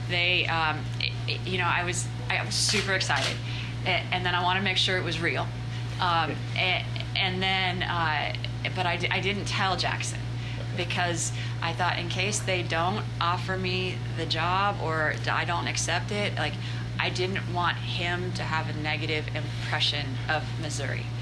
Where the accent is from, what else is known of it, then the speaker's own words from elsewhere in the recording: Scotland, United Kingdom; now in United States; Uh, Scotland. Scotland.